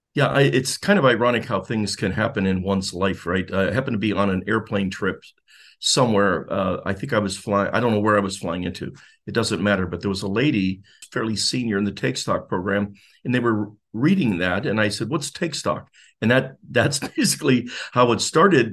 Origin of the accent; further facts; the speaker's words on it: Youngstown, Ohio, United States; moved away as an adult; also born or lived in Singapore / Jacksonville; now in Florida, United States; I'm from Youngstown, uh, area, Northeastern Ohio, born in Youngstown, born and raised